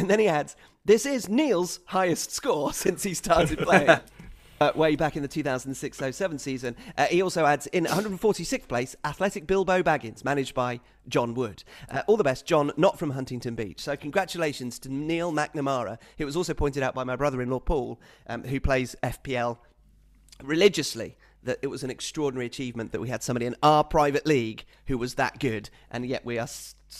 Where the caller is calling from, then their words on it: Bangalore, Karnataka, India; I am writing from Bangalore in India as a thunderous monsoon threatens outside.